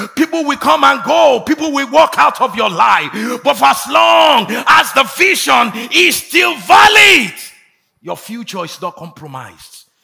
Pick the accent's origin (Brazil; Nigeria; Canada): Nigeria; moved away; also born or lived in United States; I traveled there not as a Nigerian, as an American